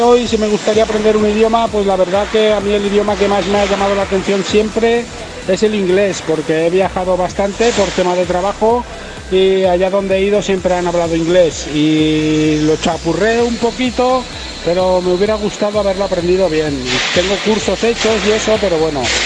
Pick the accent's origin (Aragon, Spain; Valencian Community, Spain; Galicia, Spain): Valencian Community, Spain; Burriana; de Burriana